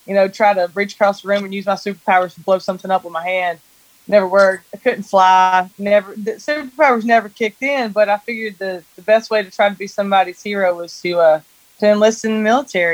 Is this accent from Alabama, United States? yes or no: yes; Sipsey, Alabama, United States; I grew up in a tiny little town in Alabama called Sipsey